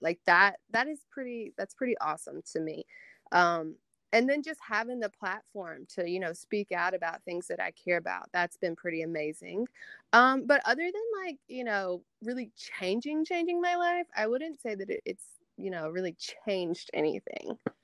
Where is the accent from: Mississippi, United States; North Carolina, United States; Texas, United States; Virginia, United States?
Mississippi, United States; Tupelo; I am from Tupelo, Mississippi